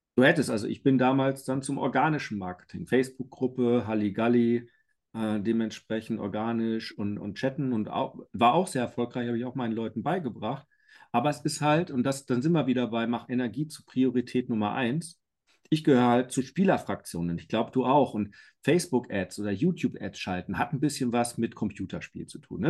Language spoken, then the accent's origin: German; Iserlohn, North Rhine-Westphalia, Germany; moved away as an adult; now in Bavaria, Germany; ich bin ja gebürtiger Iserlohner, bei Dortmund groß geworden, aber seit 18 Jahren in Bayern.